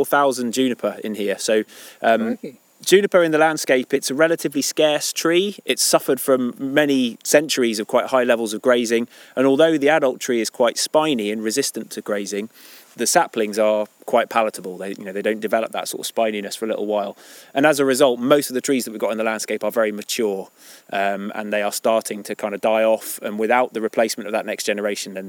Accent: Devon, South West England, United Kingdom; moved away as an adult; also born or lived in Scotland; now in Cumbria, United Kingdom; I was born in Scotland, but I grew up in Devon.

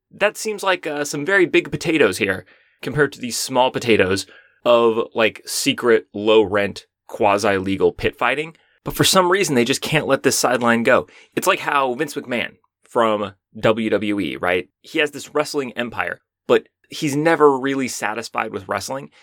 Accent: United States; I'm from the United States.

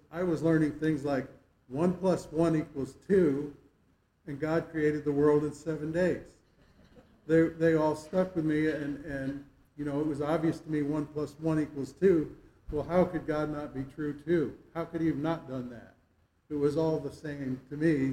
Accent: Stamford, Connecticut, United States; moved away; I was born in Stamford, Connecticut, but lived in a small town just adjacent to it

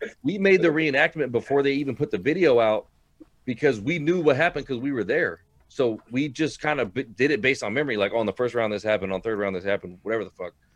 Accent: Hayward, California, United States; We all we're all from Hayward, California.

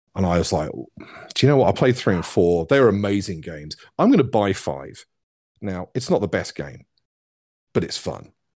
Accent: South East England, United Kingdom; accent: Cockney; now in Plymouth, United Kingdom; I grew up in the southeast. I grew up near London, which is why I sound a little bit like a Cockney.

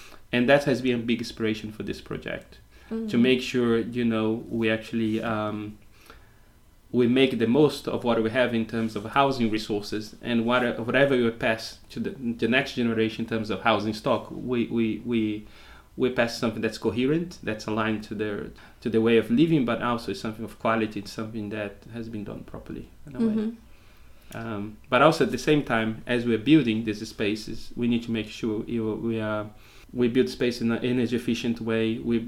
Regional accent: Brazil; English is a second language; moved away as an adult; also born or lived in United Kingdom; now in Portugal; I was born in Brazil and spent the last 25 years in the UK.

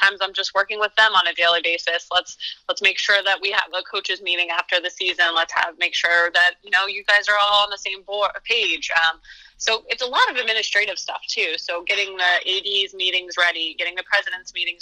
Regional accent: Berwick, Pennsylvania, United States; I grew up in the Berwick area, so I was familiar with Marywood prior to my arrival because of its location close to my hometown

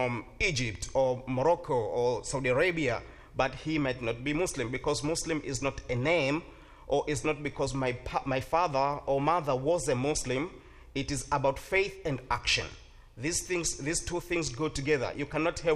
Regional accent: Tanzania; English is a second language; now in Stark County, Ohio, United States; I came from a country that called Tanzania. Is in East Africa

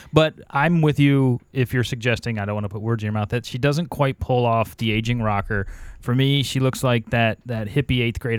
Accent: Cleveland, Ohio, United States; I grew up in Cleveland.

